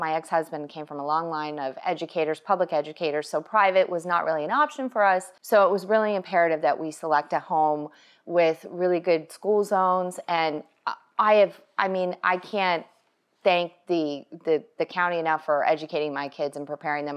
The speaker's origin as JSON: {"language": "English", "country": "Canada", "tie": "born or raised there", "moved": "as an adult", "lives_now": "Tampa Bay area, United States", "said": "I was born and raised in Canada, oh, Canada."}